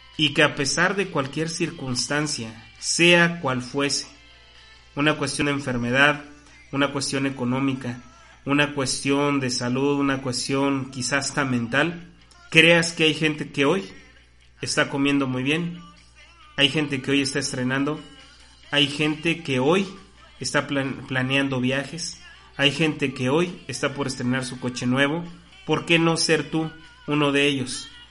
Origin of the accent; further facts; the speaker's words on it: Mexico; como mexicanos tenemos absolutamente todas las oportunidades